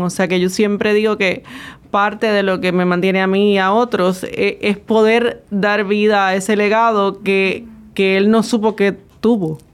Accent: San Juan, Puerto Rico; moved away; yo nací en Santulce

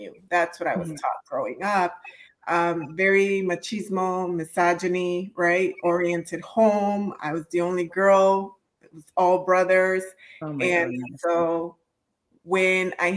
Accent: Chicago, Illinois, United States; I am a daughter of immigrants, born and raised in Chicago.

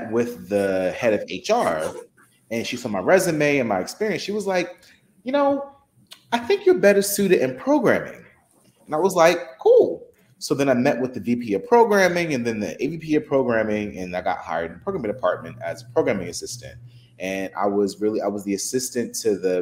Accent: Newark, New Jersey, United States; also born or lived in Fort Lauderdale; I'm born and raised in Newark.

